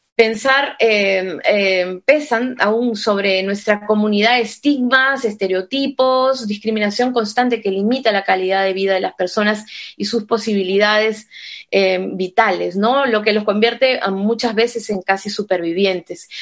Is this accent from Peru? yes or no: yes; Peru; now in Spain; soy migrante también peruana en España